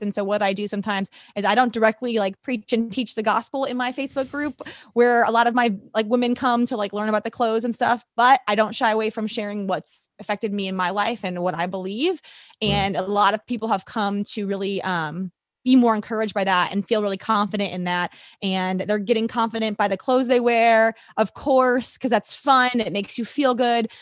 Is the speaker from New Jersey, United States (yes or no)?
no; St. Louis, Missouri, United States; moved away as an adult; also born or lived in Texas / Nashville / Atlanta; I'm a St. Louis girl, born and raised